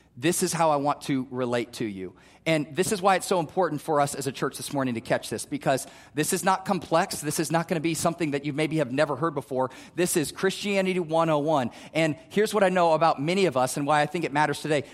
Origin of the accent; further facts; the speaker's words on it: Omaha, Nebraska, United States; also born or lived in Wayne, Nebraska; I grew up in North Omaha